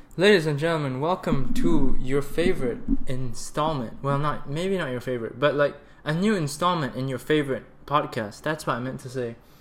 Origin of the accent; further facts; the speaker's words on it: Malaysia; also born or lived in Canada; being in Malaysia for three months, my home country, to spend time with my sister and my friends here